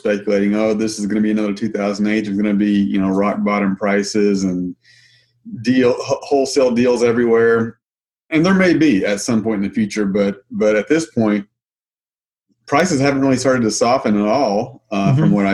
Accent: Arkansas, United States; moved away as an adult; now in Missouri, United States; I'm from Arkansas. I grew up, born and raised in Arkansas, and then moved to Missouri about 16 years ago

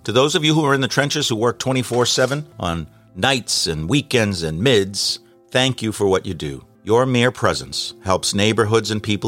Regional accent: Boston, Massachusetts, United States; from Boston.

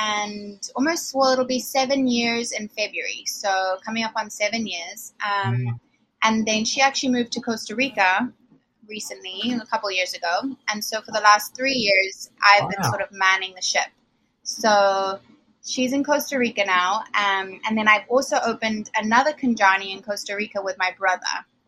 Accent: Zimbabwe; now in United States; Some kind of Southern. I'm from Zimbabwe originally. I've been here since 2007. So the accent comes and goes, I think.

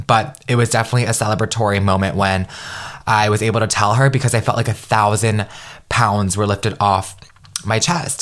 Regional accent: United States; growing up being Vietnamese American in a very traditional Vietnamese household

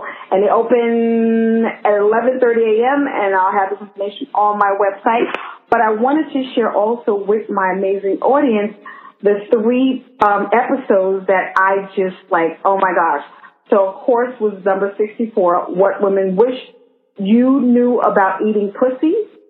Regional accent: New York, United States; I'm a New Yorker.

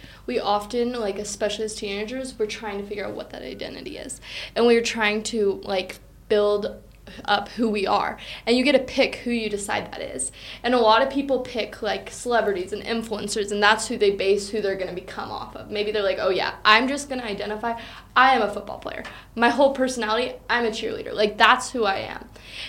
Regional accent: United States; I'm from Washington.

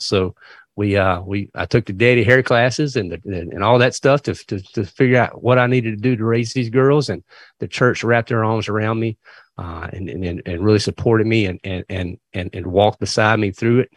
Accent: Virginia, United States; moved away as an adult; now in North Carolina, United States; I actually was born and raised in Virginia, but We were about two miles from the North Carolina line

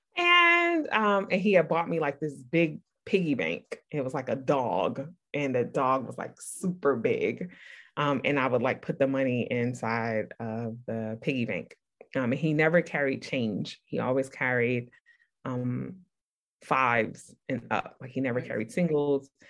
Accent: New York City, New York, United States; I grew up in Brooklyn, New York, in the '80s

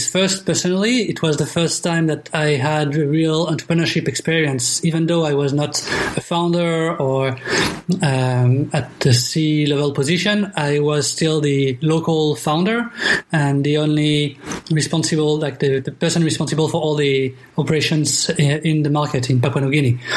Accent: Luxembourg; English is a second language; also born or lived in France / Singapore; I'm French and from Luxembourg, so I got two, two, two citizenships.

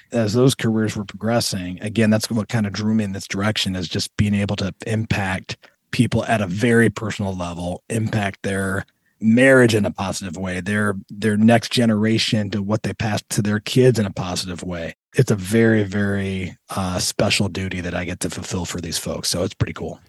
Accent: Toledo, Ohio, United States; also born or lived in Southern California; I consider Toledo home.

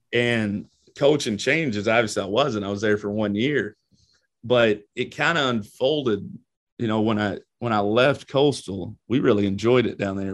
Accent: London, Kentucky, United States; moved away as an adult; I grew up in London, Kentucky

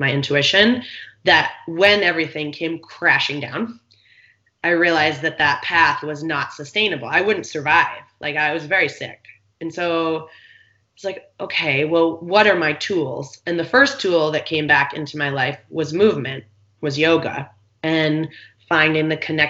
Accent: East Coast, United States; now in San Diego, United States; I grew up on the East Coast

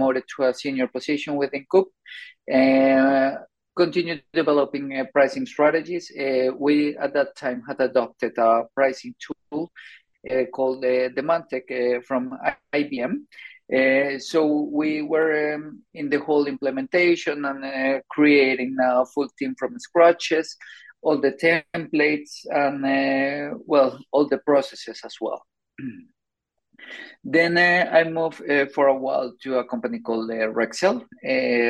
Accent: Colombia; moved away as an adult; also born or lived in Sweden; now in Stockholm, Sweden; I'm originally from Colombia. I moved to Sweden around 15 years ago. I did it because of my master's

